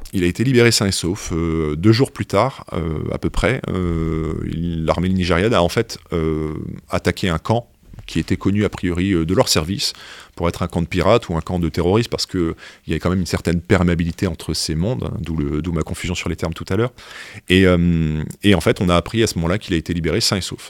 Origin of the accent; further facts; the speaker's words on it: France; on est français